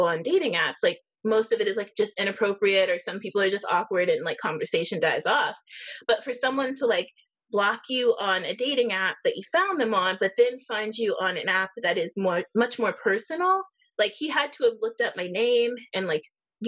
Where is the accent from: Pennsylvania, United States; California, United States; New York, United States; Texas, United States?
Pennsylvania, United States; Erie; here in my hometown of Erie, Pennsylvania